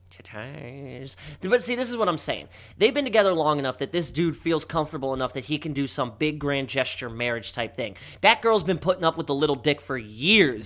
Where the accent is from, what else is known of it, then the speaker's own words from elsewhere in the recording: Baltimore, Maryland, United States; my hometown